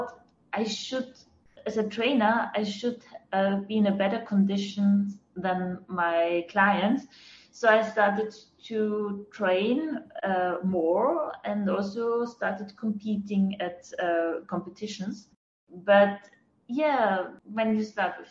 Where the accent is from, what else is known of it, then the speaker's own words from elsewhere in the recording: Fels am Wagram, Lower Austria, Austria; English is a second language; moved away as an adult; also born or lived in Vienna; now in Tel Aviv, Israel; I was born in Austria, in a little village close to Vienna